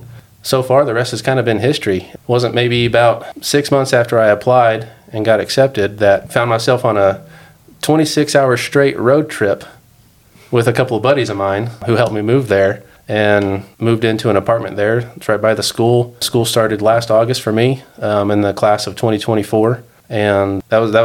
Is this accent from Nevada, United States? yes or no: no; Dallas, Texas, United States; also born or lived in Georgia; now in Denver, United States; I grew up in Texas.